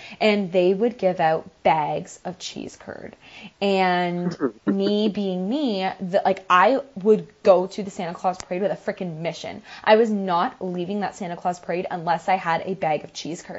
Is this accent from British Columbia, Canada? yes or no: no; Campbellford, Ontario, Canada; my hometown where Carter and I grew up